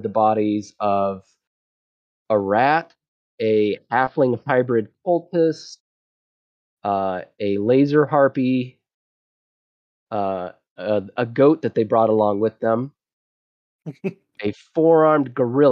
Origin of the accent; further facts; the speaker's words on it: Texas, United States; I'm from Texas